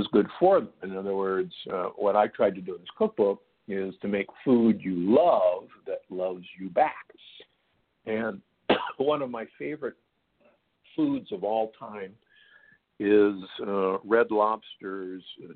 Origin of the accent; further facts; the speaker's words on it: Midwest, United States; moved away; I grew up in the Midwest